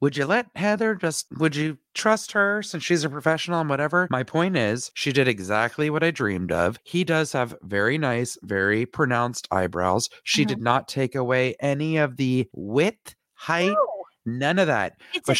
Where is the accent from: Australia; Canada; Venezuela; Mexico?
Canada; We're both Canadian.